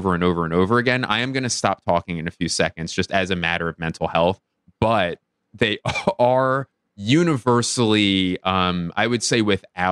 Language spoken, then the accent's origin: English; Philadelphia, Pennsylvania, United States; moved away as an adult; also born or lived in Los Angeles; me moving to my hometown of Philadelphia after living in Los Angeles for 10 years